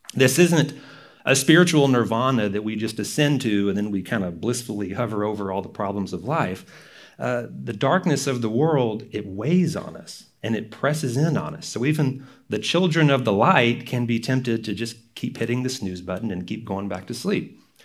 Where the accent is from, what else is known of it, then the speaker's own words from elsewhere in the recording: Texas, United States; moved away; I'm from Texas, where NASCAR is a big deal